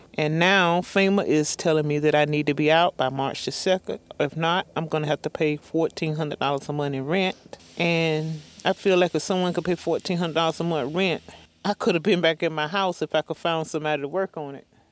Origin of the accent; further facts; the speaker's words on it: North Carolina, United States; I'm originally from Paragon, North Carolina, here in the community of White Stocking